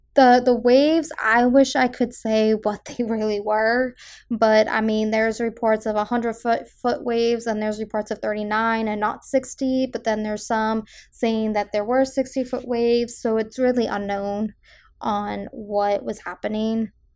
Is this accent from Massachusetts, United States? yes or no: yes; South Shore, Massachusetts, United States; I am from the South Shore